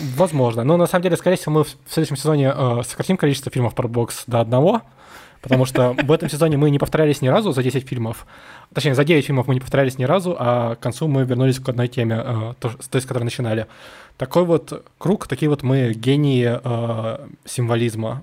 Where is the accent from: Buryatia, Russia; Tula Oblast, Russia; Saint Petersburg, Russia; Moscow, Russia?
Saint Petersburg, Russia; я вообще вырос на Дыбенко